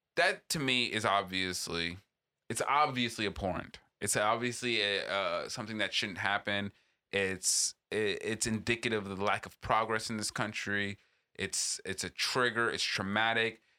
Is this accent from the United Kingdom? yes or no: no; East Coast, United States; now in Southern California, United States; growing up on the East Coast